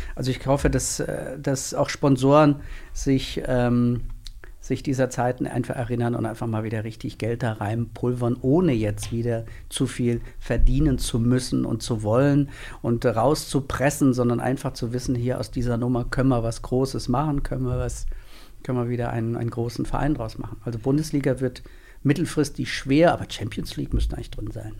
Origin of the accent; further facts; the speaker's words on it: Northern Hesse, Germany; moved away as an adult; also born or lived in Mainz; ich komme gebürtig aus Nordhessen